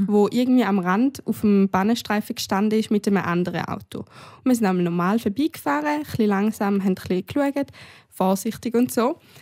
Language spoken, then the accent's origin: German; Switzerland; bei uns in der Schweiz